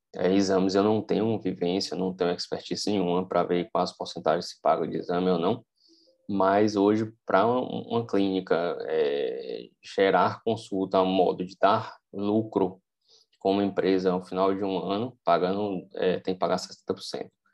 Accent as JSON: {"language": "Portuguese", "town": "Vitória da Conquista", "region": "Bahia", "country": "Brazil", "tie": "born or raised there", "moved": "as an adult", "said": "eu querer voltar para minha cidade natal, Vitória da Conquista"}